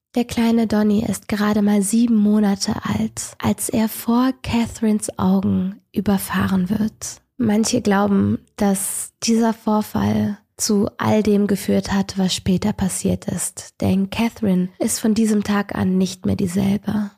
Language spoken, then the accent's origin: German; Rhineland, Germany; ich bin Rheinländerin, ich bin damit groß geworden